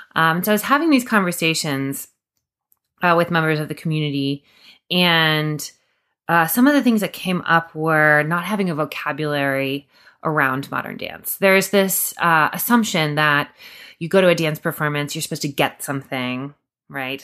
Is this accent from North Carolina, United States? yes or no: yes; Durham, North Carolina, United States; moved away; also born or lived in New York City; moving back to Durham, which is my hometown